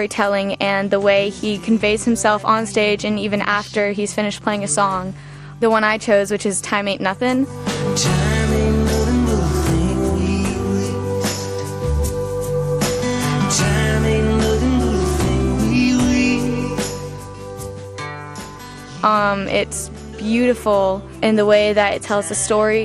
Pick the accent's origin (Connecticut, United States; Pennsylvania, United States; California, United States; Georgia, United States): Georgia, United States; Atlanta; I'm from Atlanta, Georgia